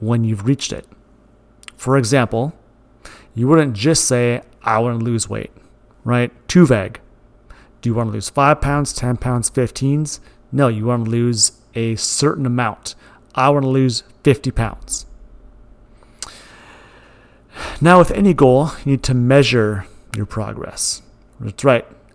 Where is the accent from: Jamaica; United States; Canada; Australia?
United States; Moorhead, Minnesota; also born or lived in Glyndon, Minnesota; I was born in Moorhead, Minnesota. I went to Dilworth Glendon Felton High School in Glendon, Minnesota